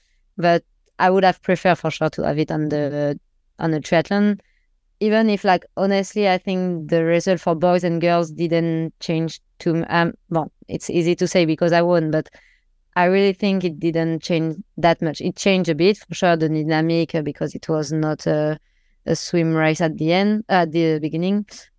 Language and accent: English; Metz, Grand Est, France; And usually I'm from Metz, so the rain is my thing.